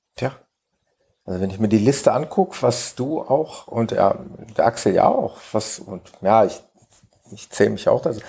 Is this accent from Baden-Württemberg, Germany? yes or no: no; Mönchengladbach, North Rhine-Westphalia, Germany; in Mönchengladbach in meiner Geburtsstadt